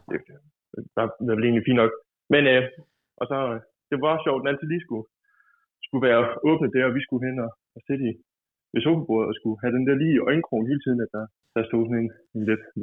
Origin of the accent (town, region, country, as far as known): Broby, Southern Denmark, Denmark; accent: Funen dialect